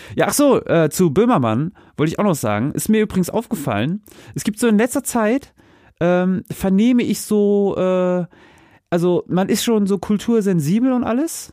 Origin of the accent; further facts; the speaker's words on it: Northern Germany, Germany; now in Hesse, Germany; als Kind, ich komme ja auch aus dem Norden